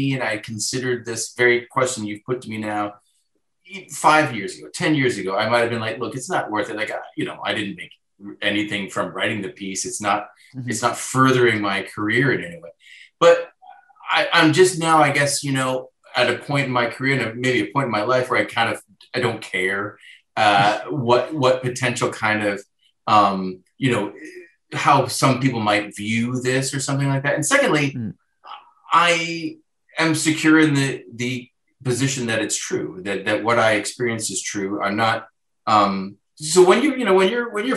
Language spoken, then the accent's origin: English; Southern Ontario, Canada; now in Toronto, Canada; born and raised in Southern Ontario in a small town